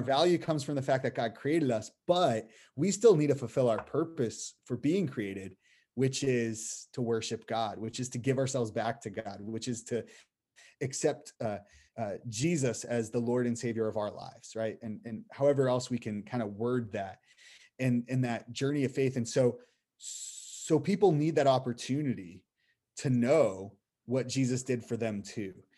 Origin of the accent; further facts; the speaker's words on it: Boston, Massachusetts, United States; moved away; I'm from Boston area